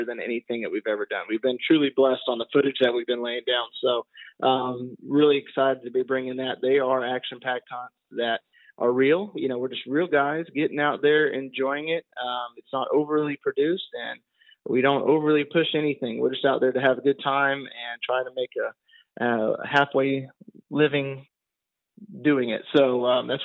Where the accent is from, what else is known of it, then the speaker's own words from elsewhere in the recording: the South, United States; we are from the South, we say hunting, so it's the hunting, no G on in the hunting